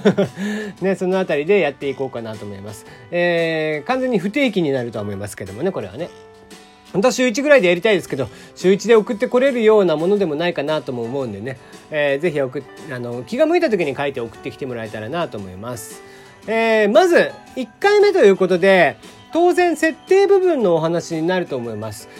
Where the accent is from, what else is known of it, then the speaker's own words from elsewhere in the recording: Kagoshima, Japan; 僕はやっぱ鹿児島生まれなんでね、まあ、結構風とか雨とか慣れている